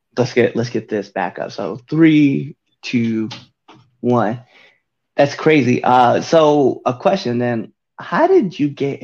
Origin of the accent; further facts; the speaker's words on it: Nebraska, United States; I'm like not even from like this area. Right. So I'm like, I'm from Nebraska. And then like I moved around and then landed here.